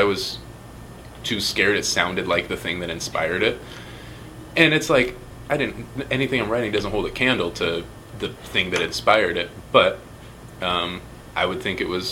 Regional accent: Fresno, California, United States; born or raised there; also born or lived in San Francisco

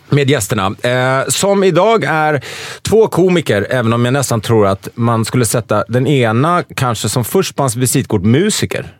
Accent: Stockholm, Stockholm County, Sweden; Jag är uppvuxen i Stockholm

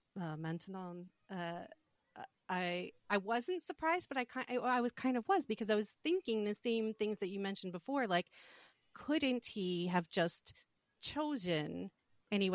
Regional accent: United States

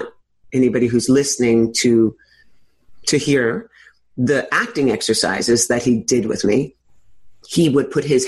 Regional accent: New York City, New York, United States; I'm a native New Yorker, as I said, born and raised in Greenwich Village

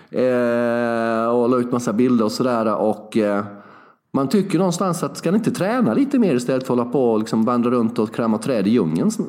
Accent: Småland, Sweden; Vi är hardcore, vi är smålänningar.

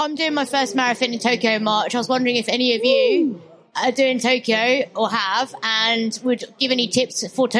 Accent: Malaysia; being Malaysian

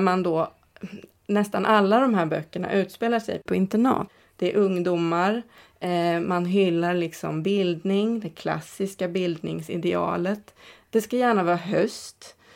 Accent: Katrineholm, Södermanland, Sweden; moved away; inte där jag är född men där jag är uppväxt, eh, Katrineholm

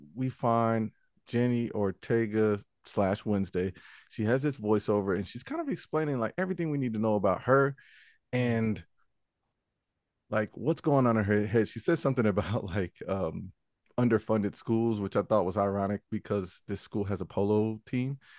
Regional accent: Charlotte, North Carolina, United States; I grew up in the Charlotte Mecklenburg school system

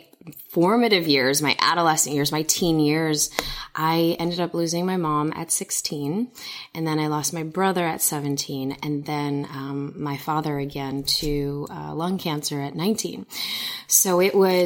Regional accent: Chicago, Illinois, United States; So I was born and raised in Chicago.

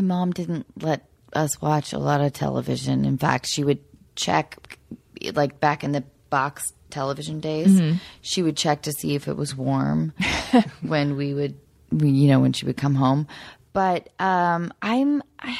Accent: Seattle, Washington, United States; growing up in Seattle

